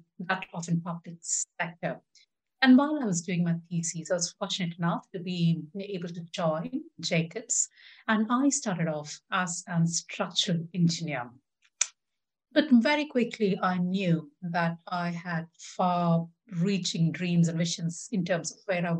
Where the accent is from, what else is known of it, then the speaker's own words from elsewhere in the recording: India; moved away as an adult; now in United Kingdom; I grew up in India and my dad was an aeronautical engineer